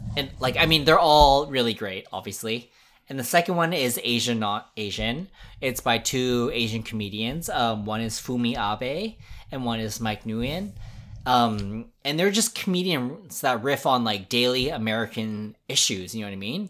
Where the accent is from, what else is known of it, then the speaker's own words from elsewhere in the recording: Vancouver, British Columbia, Canada; as a Chinese Canadian growing up in Vancouver, I actually grew up in Chinatown